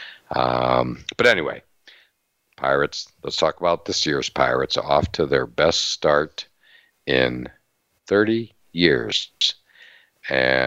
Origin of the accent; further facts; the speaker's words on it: Western Pennsylvania, United States; moved away; I grew up in Western Pennsylvania